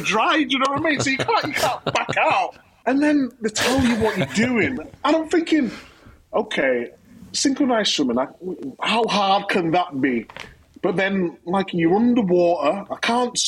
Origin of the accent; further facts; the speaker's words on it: Leeds, Yorkshire and the Humber, United Kingdom; I'm from Chapel Town, and Chapel Town's not the greatest of areas